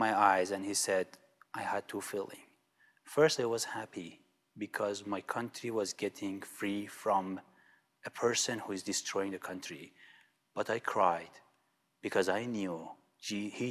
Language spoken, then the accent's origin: English; Iran; moved away; I'm coming from Iran